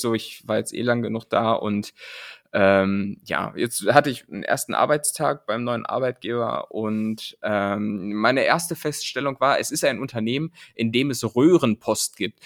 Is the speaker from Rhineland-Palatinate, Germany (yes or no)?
no; Lower Saxony, Germany; moved away; dieses Niemandsland, in dem ich ja aufgewachsen